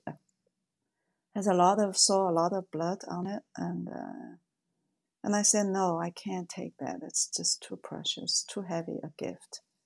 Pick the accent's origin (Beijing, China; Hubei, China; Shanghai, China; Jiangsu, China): Shanghai, China; moved away; I was born in Shanghai